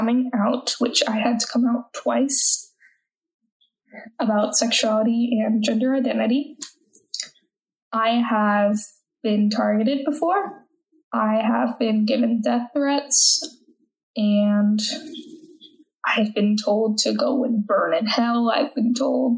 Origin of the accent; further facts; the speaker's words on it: United States; accent: American; I'm an American citizen. If you can't tell, I'm American by my accent